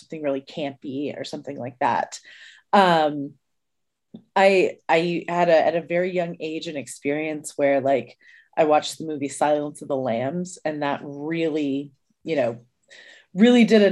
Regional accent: Indianapolis, Indiana, United States; I'm a comedian from Indianapolis

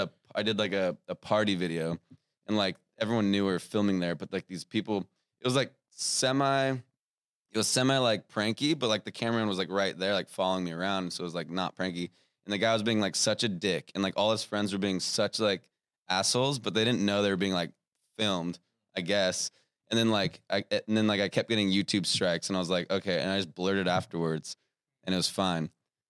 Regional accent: Australia; We're Australian.

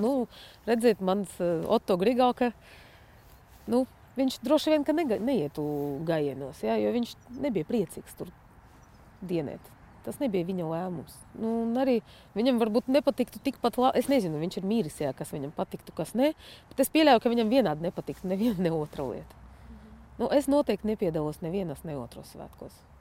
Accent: Irkutsk, Irkutsk Oblast, Russia; moved away as an adult; now in Latvia; es piedzimu Irkutskā, pie Baikāla. Uh, tur arī augu, mācījos, studēju, trenējos

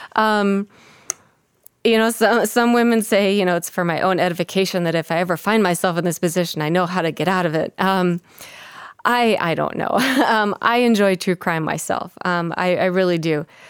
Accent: Minnesota, United States; I grew up in Minnesota

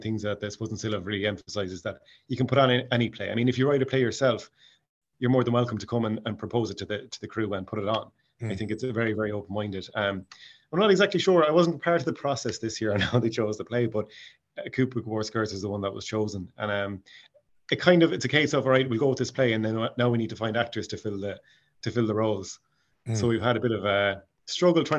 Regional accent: Mayo, Connacht, Ireland; accent: Mayo; now in Stockholm, Sweden; I'll be keeping my Tig Mayo accent

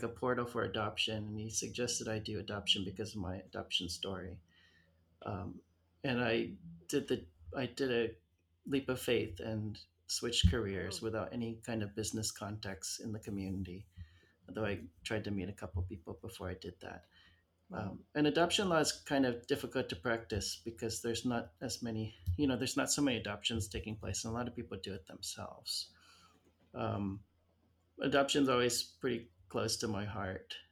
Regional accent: Arizona, United States; moved away; I grew up in Arizona

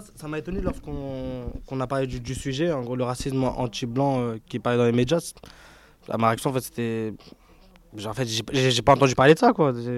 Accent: Paris, Île-de-France, France; J'habite dans le quartier de la Goudor depuis, euh, depuis que je suis né.

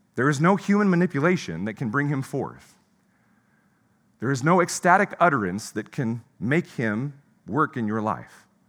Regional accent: Pacific Northwest, United States; moved away as an adult; also born or lived in Midwest; I was from the Pacific Northwest

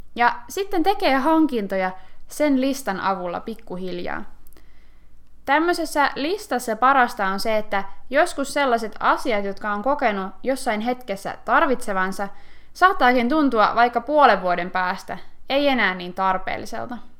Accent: Finland; me suomalaiset

